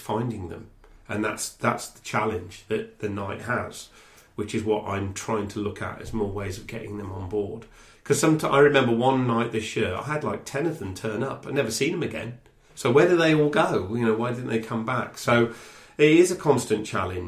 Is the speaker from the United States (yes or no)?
no; Telford, West Midlands, United Kingdom; now in Reading, United Kingdom; where I grew up in Telford